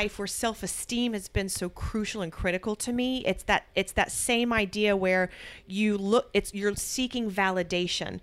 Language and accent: English; United States; I'm American.